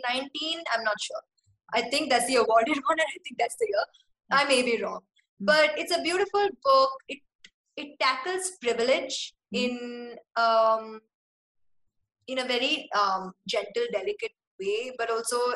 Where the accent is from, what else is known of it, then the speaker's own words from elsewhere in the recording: Singapore; as a kid growing up in Singapore, we had to speak in English to other kids.